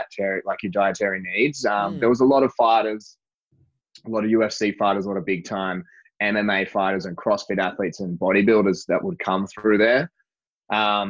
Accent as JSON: {"language": "English", "area": "Central Coast", "region": "New South Wales", "country": "Australia", "tie": "born or raised there", "also_born_or_lived": "Sydney / Asia", "moved": "as an adult", "lives_now": "Los Angeles, United States", "said": "I'm from Sydney originally. I was born in Sydney, mostly from the Central Coast, New South Wales, which is a couple of hours north of Sydney"}